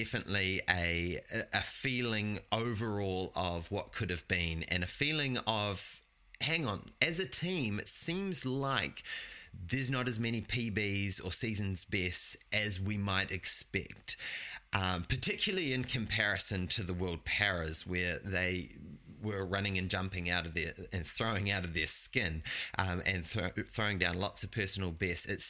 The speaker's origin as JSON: {"language": "English", "region": "Taranaki", "country": "New Zealand", "said": "I'm from Taranaki, so they're all like, yay, Taranaki girl"}